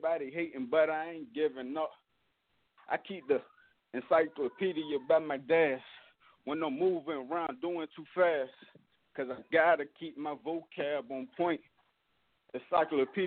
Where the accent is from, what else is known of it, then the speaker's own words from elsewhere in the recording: Norfolk, Virginia, United States; I'm from Norfolk, Virginia. I was raised in Berkeley. You know, that's an area in South Norfolk